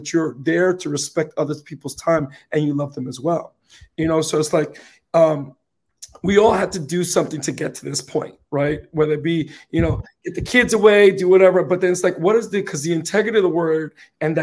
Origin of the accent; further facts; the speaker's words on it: New York City, New York, United States; I'm from the Bronx, so we got to say things the way it comes out